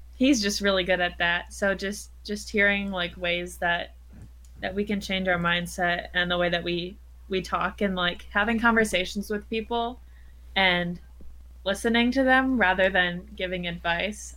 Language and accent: English; Wisconsin, United States; I'm from Wisconsin